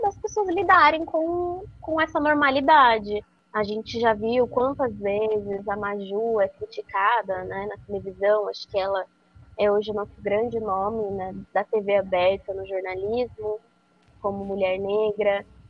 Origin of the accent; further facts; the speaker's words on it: Araras, interior of São Paulo, Brazil; moved away as an adult; also born or lived in Campinas; now in São Paulo, Brazil; eu sou do interior de São Paulo, sou de Arara, e atualmente eu moro em São Paulo